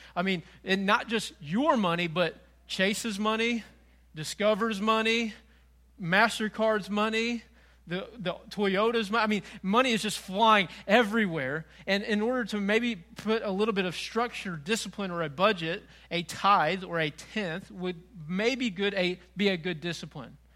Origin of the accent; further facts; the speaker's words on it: Frank Clay, Missouri, United States; moved away as an adult; also born or lived in North Carolina; I grew up in Frank Clay.